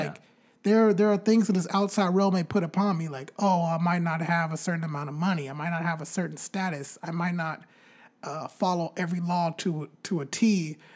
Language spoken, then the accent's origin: English; Bakersfield, California, United States; my hometown, Bakersfield